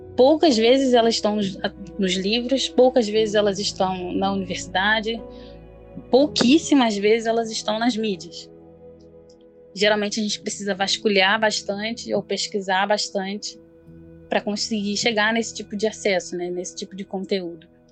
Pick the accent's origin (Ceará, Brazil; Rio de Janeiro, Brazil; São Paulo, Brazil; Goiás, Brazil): Rio de Janeiro, Brazil; eu tenho 26 anos, sou carioca